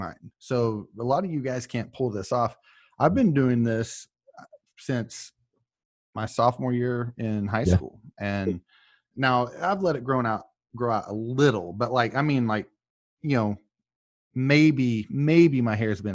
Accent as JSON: {"language": "English", "region": "Oklahoma", "country": "United States", "said": "I'm from Oklahoma"}